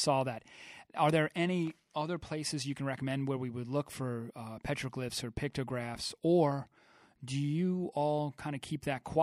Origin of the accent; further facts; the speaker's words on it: Long Island, New York, United States; where we are here on Long Island, we're not far from the Shinnecock Nation. And actually, I grew up here